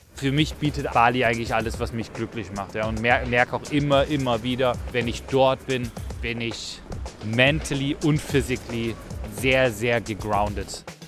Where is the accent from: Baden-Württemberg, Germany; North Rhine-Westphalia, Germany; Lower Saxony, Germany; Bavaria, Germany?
North Rhine-Westphalia, Germany; near Cologne; moved away as an adult; now in Vienna, Austria; Ich komme ursprünglich aus der Nähe von Köln